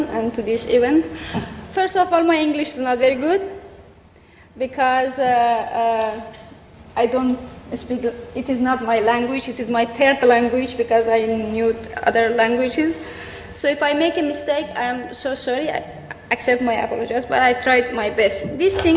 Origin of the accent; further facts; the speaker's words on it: Afghanistan; English is a second language; I am from Afghanistan.